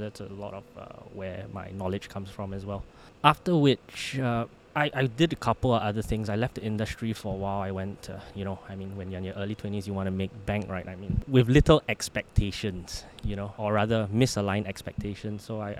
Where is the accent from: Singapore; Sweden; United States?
Singapore; But being Singaporean still, I had to come back for national service.